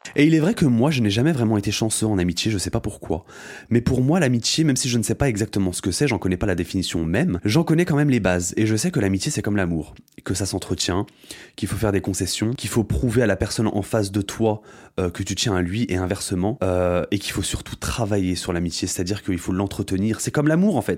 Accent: Aube, Champagne-Ardenne, Grand Est, France; moved away as an adult; now in Paris, France; quand je revenais dans mon bled, dans mon bled qui est euh, dans l'Aube, Champagne-Ardenne représente la Champagne-Ardenne en fait. Bah, je revoyais mes amis d'enfance

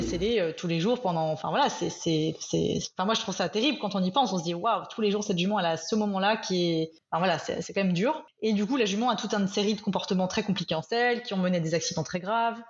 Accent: France; moved away as an adult; now in Belgium; je suis française, mais expatriée en Belgique depuis une dizaine d'années

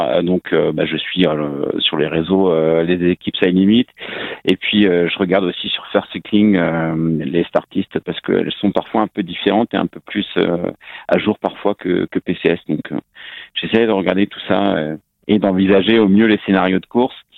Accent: Rennes, Brittany, France; je suis breton, je suis rennais

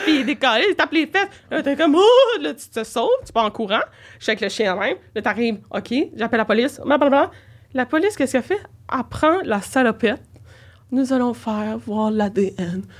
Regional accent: Saint-Jérôme, Quebec, Canada; je viens de Saint-Jérôme

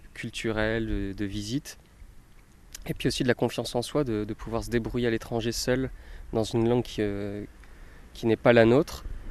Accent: Metz, Grand Est, France; originaire de Metz, j'ai grandi en Moselle

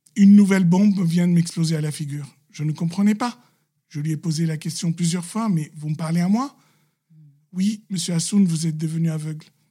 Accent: Lebanon; Je suis libanais chrétien, catholique

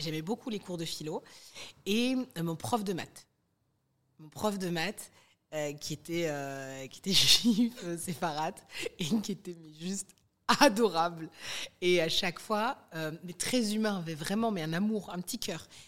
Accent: Colombes, Île-de-France, France; on a grandi, euh, à Colombes, dans le quatre-vingt-douze

